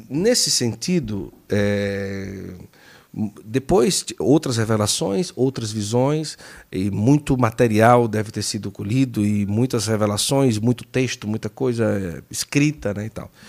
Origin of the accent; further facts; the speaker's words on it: Juazeiro do Norte, Ceará, Brazil; moved away; nós viemos de Juazeiro do Norte